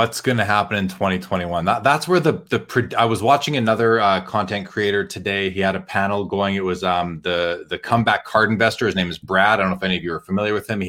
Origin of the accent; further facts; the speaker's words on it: Winnipeg, Manitoba, Canada; Growing up in Winnipeg, that was the TV that I would get on my little TV I had in my bedroom when I was a kid.